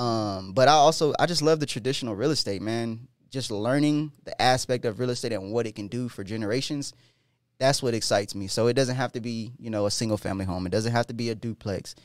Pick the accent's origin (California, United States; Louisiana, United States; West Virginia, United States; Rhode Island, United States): California, United States; Del Mar; now in Denver, United States; I'm originally from California, Del Mar, California, which is one of the richest areas in California. And when I when my mom moved out there into the low income apartments